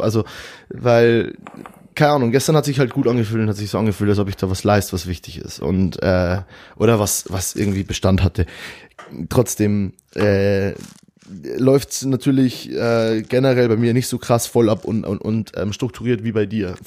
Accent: Bavaria, Germany; moved away as an adult; also born or lived in Munich; now in Cologne, Germany; ich komme aus Bayern und eigentlich und lebe in Köln jetzt

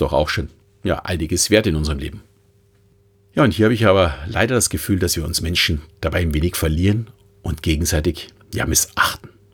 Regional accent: Munich, Bavaria, Germany; als Münchner

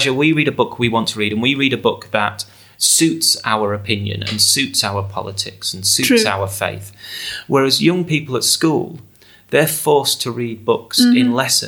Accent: England, United Kingdom; 16-year-old growing up in England

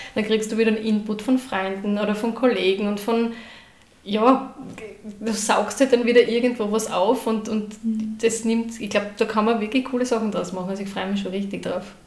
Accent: Graz, Styria, Austria; now in Trofaiach, Austria; ich bin ja ursprünglich aus Graz

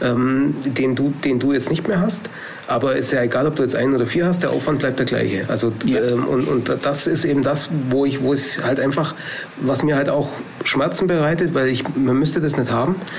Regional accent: Allgäu, Baden-Württemberg, Germany; hier bei uns im Allgäu

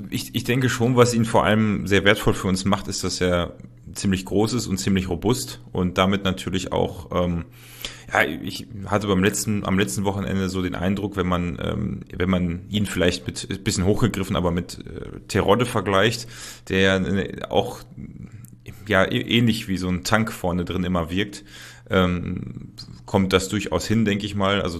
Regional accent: Paderborn, North Rhine-Westphalia, Germany; ich komme aus Paderborn, deswegen der SCP

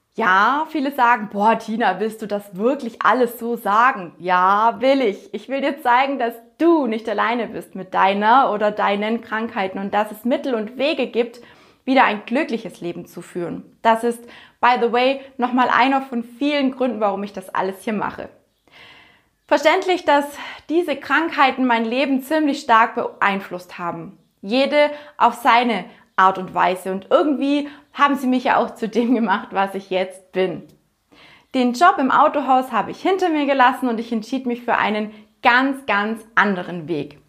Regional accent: near Günzburg, Bavaria, Germany; moved away; also born or lived in southern Black Forest; Aufgewachsen bin ich in einem kleinen Dorf in der Nähe von Günzburg.

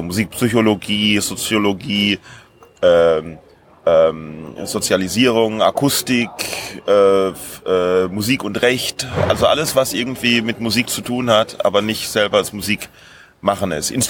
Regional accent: Rhineland-Palatinate, Germany; Nee, nee, ich komme aus der, aus, ursprünglich komme ich aus der Hinterpfalz, ganz, ganz lange her.

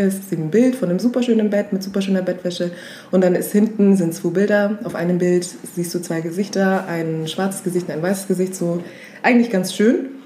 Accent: Augsburg, Bavaria, Germany; also born or lived in West Africa; komme auch aus Augsburg, bin mit sieben nach Augsburg gekommen, straight out of Africa

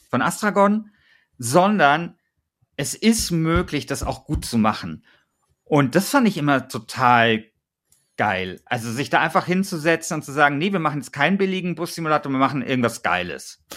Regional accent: Bavaria, Germany; Vielleicht nehme ich jetzt hier äh, diese Folge auf und weiß nicht, dass mein Heimatbundesland äh, Bayern äh, sang- und klanglos gegen Schleswig-Holstein ausgeschieden ist.

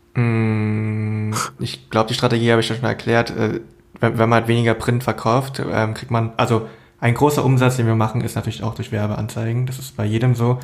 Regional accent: Berlin, Germany; ich bin jetzt in Berlin aufgewachsen

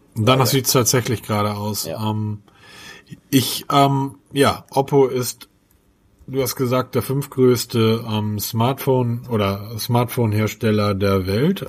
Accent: Hamburg, Germany; ich als Hamburger

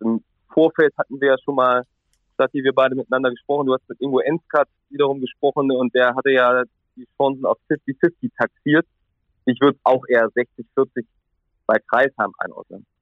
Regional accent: Central Germany, Germany; moved away; Ich komme ja ursprünglich ganz aus der Mitte Deutschlands

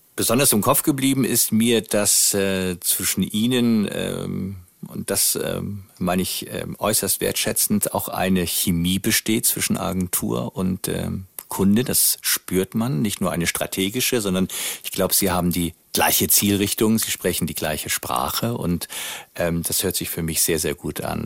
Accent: Northern Germany, Germany; sind wir als Norddeutscher immer nach äh, Österreich gefahren

